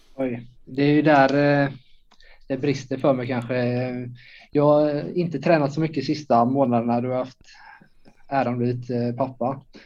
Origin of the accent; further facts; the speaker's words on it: Småland, Sweden; från eh, Småland, 30 eh, år.